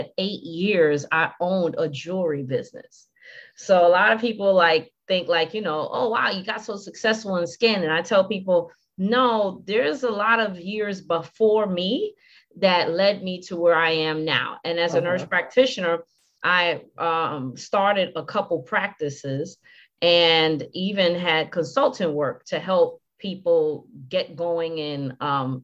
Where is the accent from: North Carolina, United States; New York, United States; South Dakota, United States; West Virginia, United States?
New York, United States; New York City; moved away as an adult; also born or lived in Virginia / Washington, D.C.; I'm originally from Brooklyn, New York. And I was raised in Brooklyn by Panamanian parents.